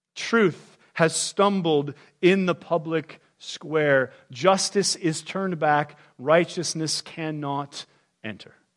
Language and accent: English; United States; I was born in the United States of America